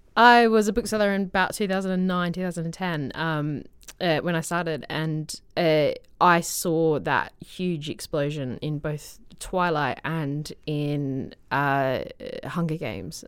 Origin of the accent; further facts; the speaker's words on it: Australia; moved away; I'm from Australia